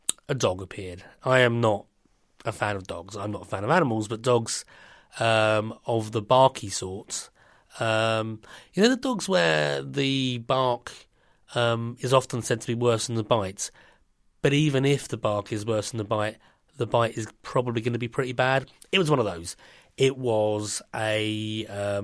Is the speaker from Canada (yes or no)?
no; London, United Kingdom; being a Londoner